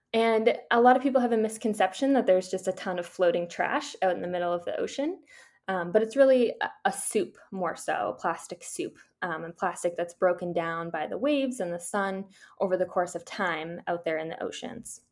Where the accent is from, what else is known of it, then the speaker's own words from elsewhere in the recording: Boston, Massachusetts, United States; I'm from Boston, Massachusetts.